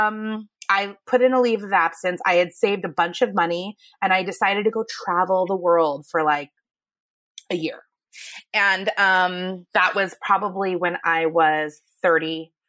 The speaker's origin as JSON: {"language": "English", "town": "Thousand Oaks", "region": "California", "country": "United States", "tie": "born or raised there", "also_born_or_lived": "Manhattan Beach, California", "said": "I am born and raised in California. I started in Manhattan Beach, ended up in like the Thousand Oaks area, Westlake Village"}